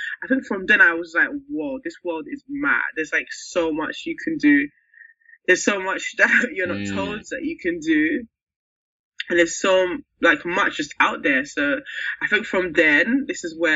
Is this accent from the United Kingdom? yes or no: yes; London, United Kingdom; I was brought up in Peckham